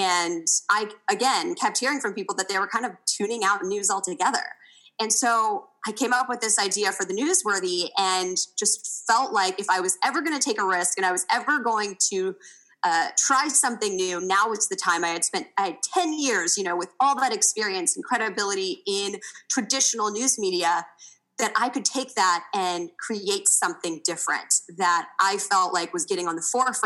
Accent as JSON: {"language": "English", "town": "Kansas City", "country": "United States", "tie": "born or raised there", "also_born_or_lived": "Indiana", "moved": "as an adult", "said": "I grew up in Kansas City and went to school in Indiana"}